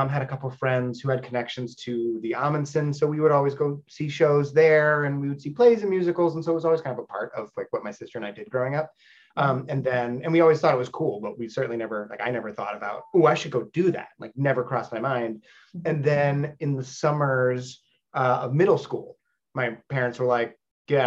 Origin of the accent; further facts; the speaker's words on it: Los Angeles, California, United States; I'm from Los Angeles